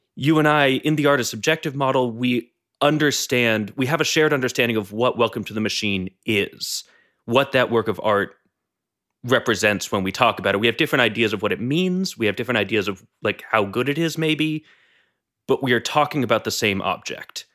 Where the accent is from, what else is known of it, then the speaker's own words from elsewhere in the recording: New England, United States; I come from New England, which is a fairly northeastern part of the United States.